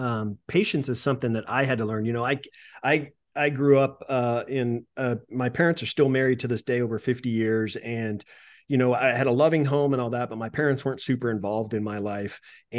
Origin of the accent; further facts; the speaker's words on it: California, United States; I was a volunteer fireman at 17 years old, 16, 17 years old for a little town I grew up in Northern California. And it was a small town. It's like 1,000 people.